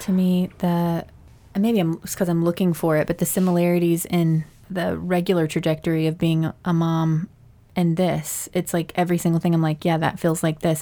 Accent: Mississippi, United States; we grew up in Mississippi

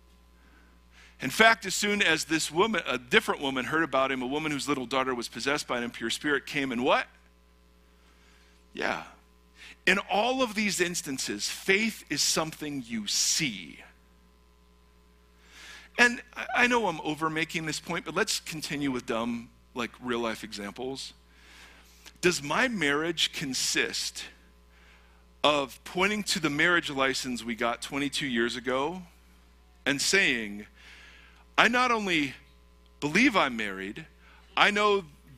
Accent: United States; as an American Christian

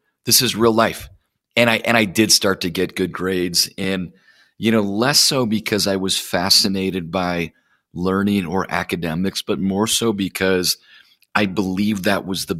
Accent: Plymouth, Minnesota, United States; grew up all over the place, but my most formative years were in the Midwest. Grew up in a small town in Minnesota called Plymouth.

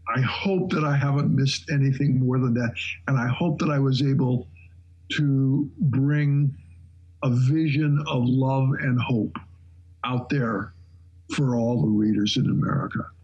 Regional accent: Shelby, Montana, United States; moved away; Shelby, Montana, which was by the way my hometown

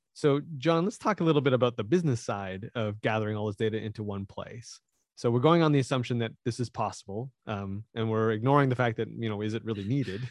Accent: Canada; I am Canadian

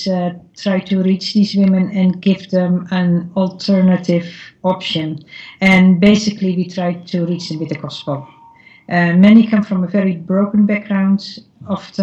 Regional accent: Netherlands; moved away as an adult; also born or lived in Denver / northern Thailand; now in Pattaya, Thailand; I'm from Holland

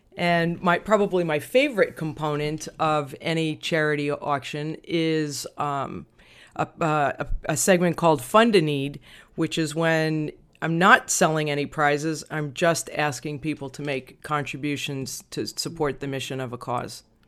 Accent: Long Island, New York, United States; growing up in Long Island, New York

